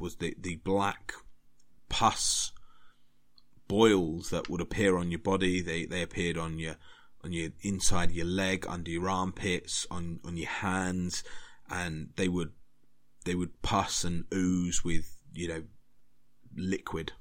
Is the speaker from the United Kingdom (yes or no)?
yes; United Kingdom; I'm British and we learnt British history